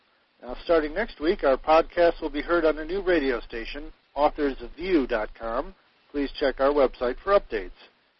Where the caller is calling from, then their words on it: Burlington, Vermont, United States; from Loving Healing Press, calling in from Burlington, Vermont this week.